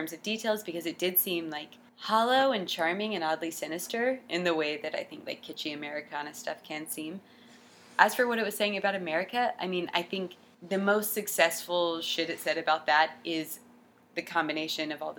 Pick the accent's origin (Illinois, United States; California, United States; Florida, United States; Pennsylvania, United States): Florida, United States; Jacksonville; In Jacksonville! I'm from Jacksonville